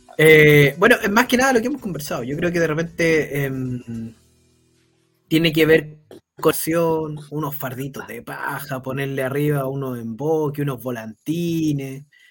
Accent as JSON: {"language": "Spanish", "country": "Chile"}